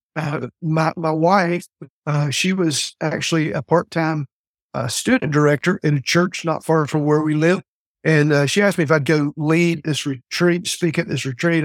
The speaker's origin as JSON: {"language": "English", "region": "the South", "country": "United States", "tie": "born or raised there", "also_born_or_lived": "Fort Worth, Texas", "said": "I came back to, uh, really kind of my home state, real close to my hometown"}